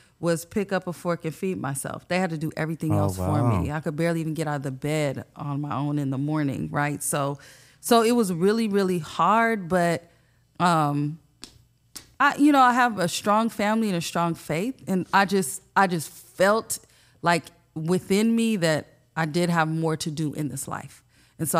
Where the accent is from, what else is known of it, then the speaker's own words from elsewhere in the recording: San Diego, California, United States; also born or lived in Bonita, California; I grew up in Paradise Hills.